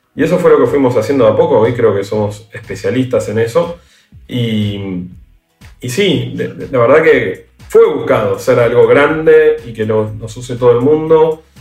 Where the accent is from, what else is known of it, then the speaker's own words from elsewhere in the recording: Argentina; nosotros somos argentinos